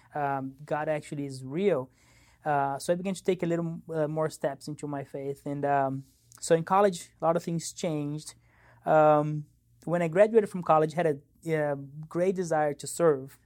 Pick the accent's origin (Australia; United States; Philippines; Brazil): Brazil; São Paulo; moved away; I grew up in Brazil, São Paulo, Brazil.